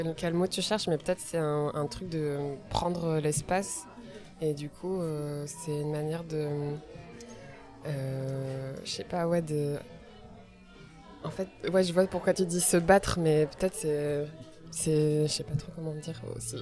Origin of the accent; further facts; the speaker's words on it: Morocco; now in Brussels, Belgium; je suis marocaine